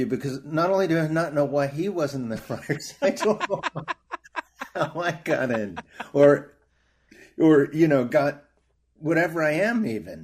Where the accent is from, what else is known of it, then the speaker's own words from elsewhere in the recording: New York, United States; I grew up in New York